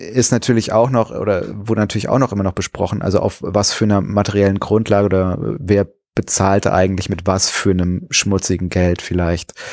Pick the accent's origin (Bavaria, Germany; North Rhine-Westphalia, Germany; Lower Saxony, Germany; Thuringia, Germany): North Rhine-Westphalia, Germany; Kreuztal; in meiner alten Heimat, da wo ich herkomme, ähm, da war der auch zu Hause übrigens, der Friedrich Flick. Ähm, in äh, Kreuztal heißt der, ähm, äh, heißt der Ort